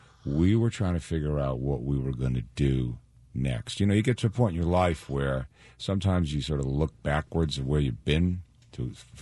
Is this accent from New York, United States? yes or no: yes; New York, United States; moved away; I'm from New York, and I played in a little concrete park